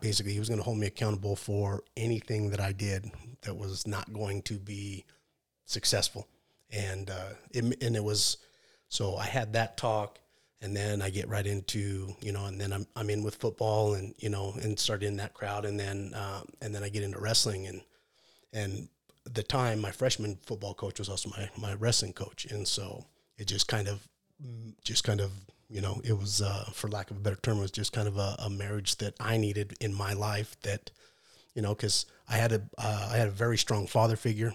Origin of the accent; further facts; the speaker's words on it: Salt Lake City, Utah, United States; I grew up in Salt Lake City